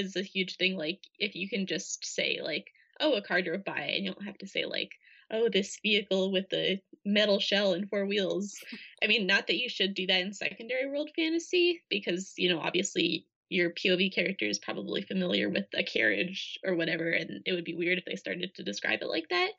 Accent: Minnesota, United States; So I grew up in Minnesota

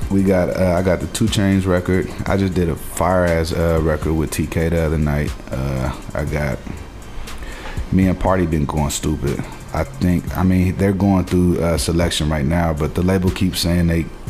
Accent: Portland, United States; moved away; I go to my hometown

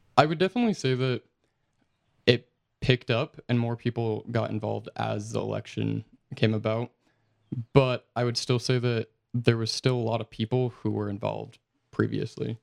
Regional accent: Utah, United States; I'm from Utah

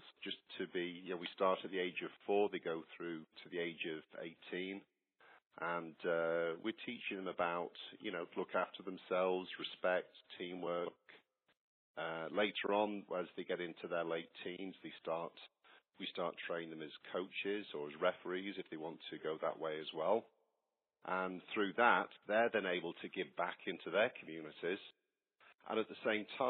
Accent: Warrington, North West England, United Kingdom; now in Georgia, United States; Well, my hometown, you can sense from my accent, I'm not a local Georgia boy. I come from the northwest of England, from a little town called Warrington.

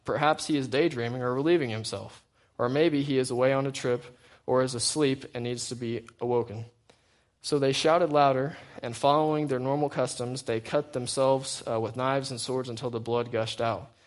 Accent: United States; I'm still an American

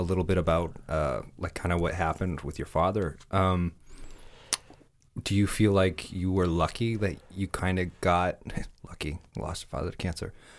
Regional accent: Michigan, United States; I'm from Michigan

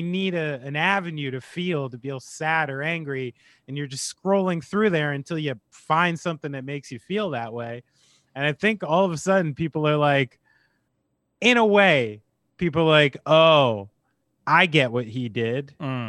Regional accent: Vermont, United States; I'm going to wear this coat and mittens because I'm old and I'm from Vermont.

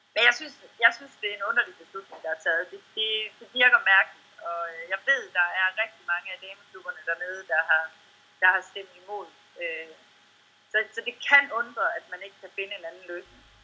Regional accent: Denmark; man er født og opvokset i Danmark

